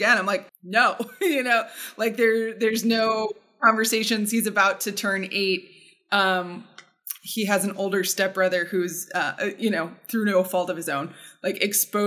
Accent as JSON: {"language": "English", "region": "Southern Ohio", "country": "United States", "tie": "born or raised there", "said": "where I grew up in Southern Ohio"}